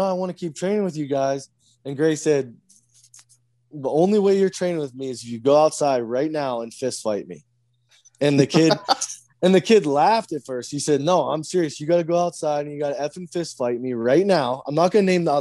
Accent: United States; I'm American.

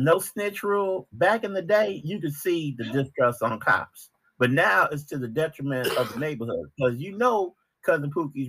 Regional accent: Chicago, Illinois, United States; I'm from Chicago.

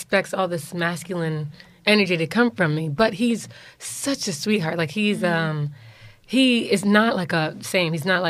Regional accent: New York City, New York, United States; growing up in New York

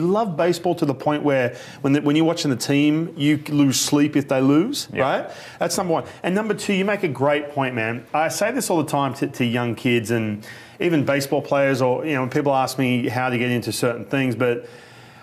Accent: Australia; also born or lived in Los Angeles, United States; now in Seattle, United States; I grew up in Australia

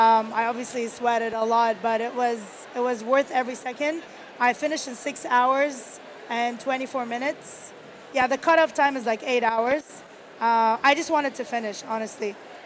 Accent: Kuwait; I grew up in Kuwait. I was born and raised in Kuwait. My parents are Egyptian.

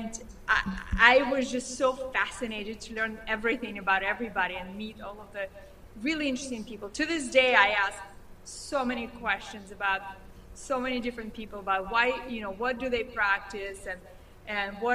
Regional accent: Moscow, Russia; now in United States; I grew up in Moscow

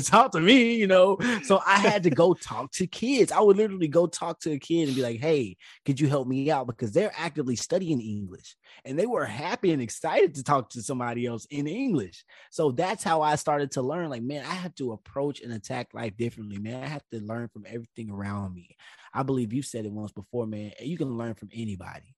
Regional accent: United States; my home country

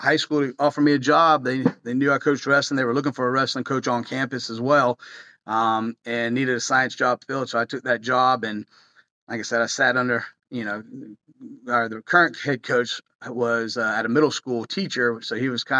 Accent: Florida, United States; moved away as an adult; now in Tallahassee, United States; I loved Flagler. I grew up in Flagler. It was a small town atmosphere.

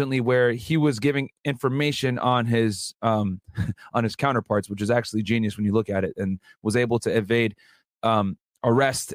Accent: Connecticut, United States; moved away as an adult; also born or lived in Boston; I'm originally from Connecticut. I'm from New England

